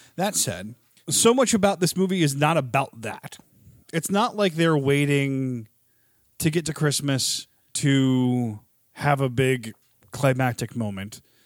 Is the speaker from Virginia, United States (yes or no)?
yes; Virginia, United States; also born or lived in Missouri; I was born in Missouri and raised in Virginia.